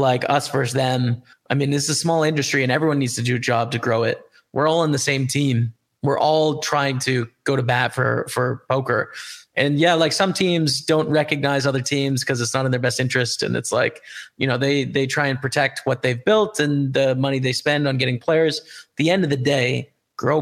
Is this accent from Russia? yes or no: no; Canada; As a Canadian, right? I use Canadian dollars